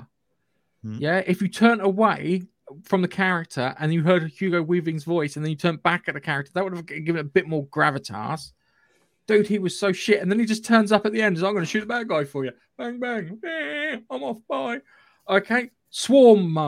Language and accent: English; North Surrey, South East England, United Kingdom; accent: regional (North Surrey area); my regional accent